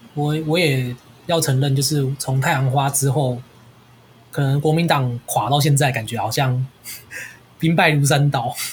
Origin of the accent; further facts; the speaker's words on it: Taiwan; 我是台湾人，所以不是中国人